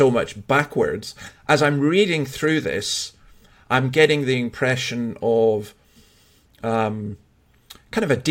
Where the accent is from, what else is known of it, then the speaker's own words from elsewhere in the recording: Scotland, United Kingdom; as a Scotsman